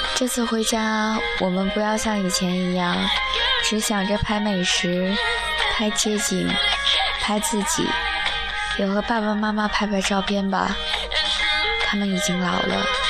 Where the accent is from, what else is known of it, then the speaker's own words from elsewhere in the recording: Northeast China, China; now in Shenzhen, China; 我好想回到的大东北啊，有暖气，有暖暖的阳光